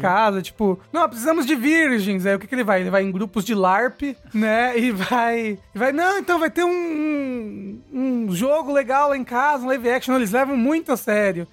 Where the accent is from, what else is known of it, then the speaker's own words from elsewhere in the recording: Brazil; a gente é brasileiro